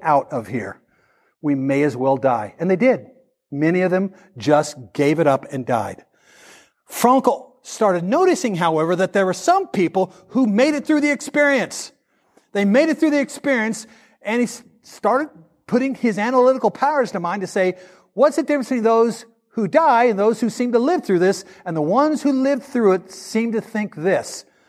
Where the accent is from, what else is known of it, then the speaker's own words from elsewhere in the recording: the South, United States; we're from the South. We're from a gun culture